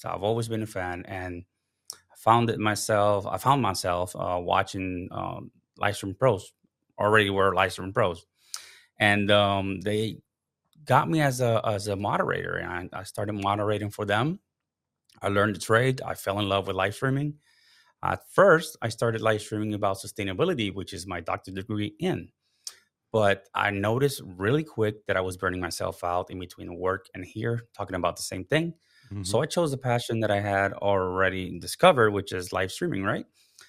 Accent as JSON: {"language": "English", "country": "Puerto Rico", "tie": "born or raised there", "moved": "as an adult", "lives_now": "United States", "said": "So background, starting off, I'm from Puerto Rico. That's my, you know, where I was born. I was raised. I moved to the States because with the Coast Guard, right?"}